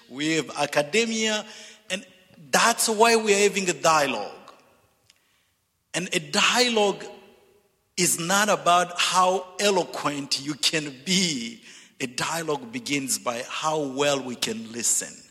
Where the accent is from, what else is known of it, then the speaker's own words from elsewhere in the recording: DR Congo; English is a second language; moved away; also born or lived in Zambia / Zimbabwe / Dallas / Missouri; I'm originally from Zambia, grew up in the Congo, and educated in Zimbabwe and Dallas and Missouri.